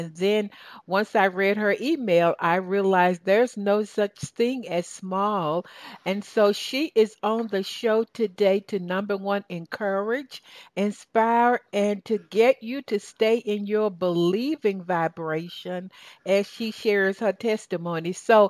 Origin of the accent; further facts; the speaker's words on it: Southern United States, United States; accent: Southern; You know, between your English accent and my Southern accent, we understand each other, right, baby?